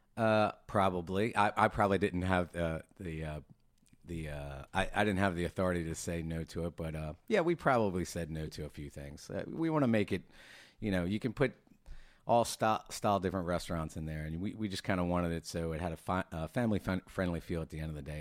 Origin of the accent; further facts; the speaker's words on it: Maryland, United States; now in Norfolk, United States; I'm originally from Maryland